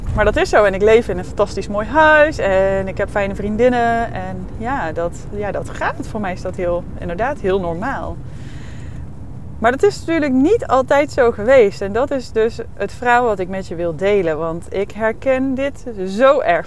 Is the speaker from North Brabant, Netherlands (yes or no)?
yes; North Brabant, Netherlands; moved away; ik kwam ook uit Brabant, uit een niet hele grote plaats